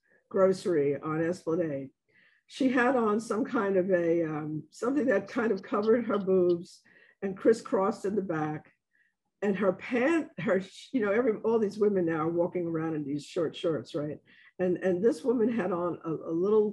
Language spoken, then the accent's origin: English; New York City, New York, United States; accent: Bronx; now in New Orleans, United States; the accent from my hometown, which is the Bronx, the South Bronx.